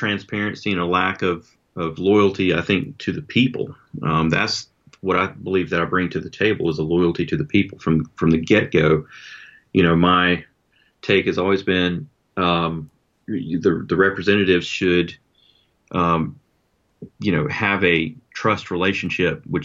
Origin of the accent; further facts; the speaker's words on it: Anderson, South Carolina, United States; also born or lived in Townville, South Carolina; I was born in Anderson